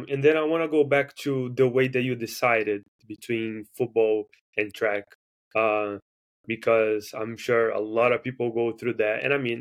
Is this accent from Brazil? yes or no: yes; Brazil; now in United States; I'm from Brazil